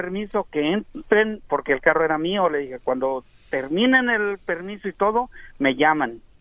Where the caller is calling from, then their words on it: San Diego, California, United States; San Diego, California.